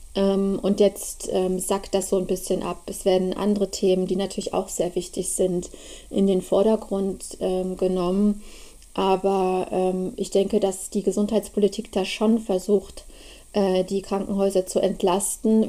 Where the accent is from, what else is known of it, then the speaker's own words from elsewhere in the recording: Markkleeberg, Saxony, Germany; moved away as an adult; also born or lived in Leipzig; now in Berlin, Germany; ich komme eigentlich ursprünglich aus Leipzig. Ich bin ein Ossi. Da bin ich geboren